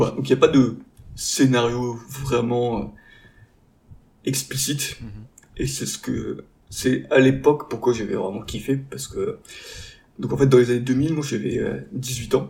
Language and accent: French; the Nord, Hauts-de-France, France; now in Marseille, France; on est à la base tous du Nord